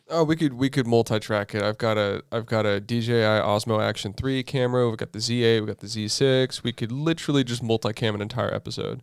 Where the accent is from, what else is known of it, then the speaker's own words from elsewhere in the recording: Southern California, United States; we're growing up in Southern California